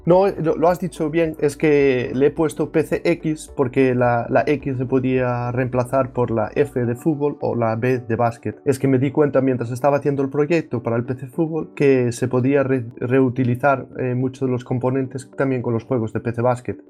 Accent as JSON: {"language": "Spanish", "town": "Ferrol", "region": "Galicia", "country": "Spain", "moved": "yes", "lives_now": "Denmark", "said": "soy gallego, más bien, o más concretamente de Ferrol"}